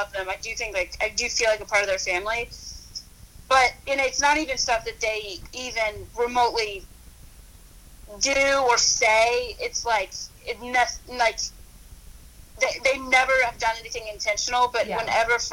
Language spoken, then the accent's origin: English; Louisville, Kentucky, United States; I'm from Louisville, so I would go to the Derby, like, every year